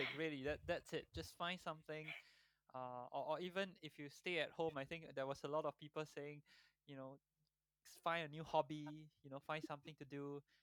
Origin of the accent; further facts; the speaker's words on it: Singapore; moved away as an adult; also born or lived in Dubai; growing up in Singapore